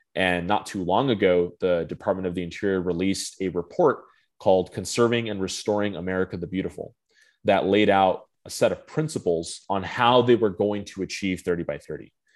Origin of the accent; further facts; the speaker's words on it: Phoenix, Arizona, United States; moved away as an adult; now in Washington, D.C., United States; I'm from Phoenix, Arizona originally